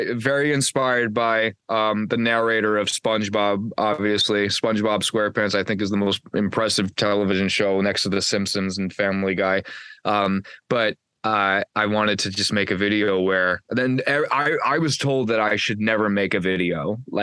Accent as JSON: {"language": "English", "town": "Red Bank", "region": "New Jersey", "country": "United States", "tie": "born or raised there", "said": "my hometown in Red Bank"}